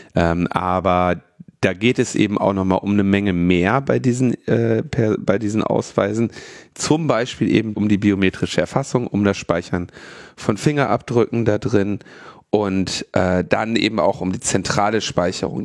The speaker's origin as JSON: {"language": "German", "region": "Berlin", "country": "Germany", "said": "Ich bin ja Berliner."}